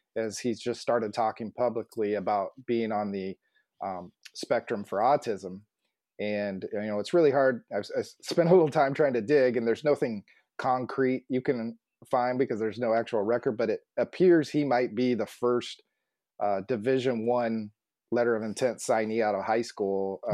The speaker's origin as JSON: {"language": "English", "town": "Phoenix", "region": "Arizona", "country": "United States", "tie": "born or raised there", "also_born_or_lived": "San Antonio / Kansas City", "said": "I grew up in the West Phoenix area, which is ironically around GCU"}